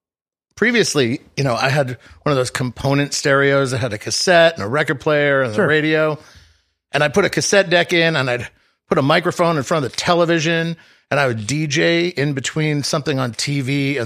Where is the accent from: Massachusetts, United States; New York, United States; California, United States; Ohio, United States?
Massachusetts, United States; Boston; moved away as an adult; now in Los Angeles, United States; I was born and raised just outside of Boston. I was born in Boston, and then I grew up outside of Boston.